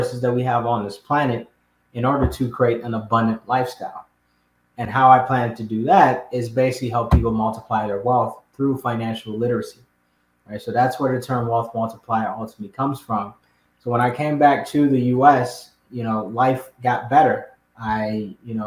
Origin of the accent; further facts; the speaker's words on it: Chicago, Illinois, United States; also born or lived in Ghana; I was put into a neighborhood called Uptown in Chicago